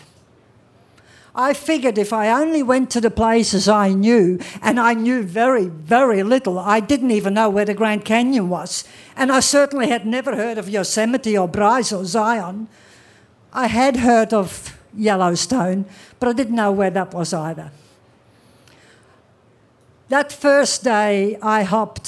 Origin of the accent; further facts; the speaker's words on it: Australia; also born or lived in Amsterdam, Netherlands; he took us all to a land of which very little was known, down under into Australia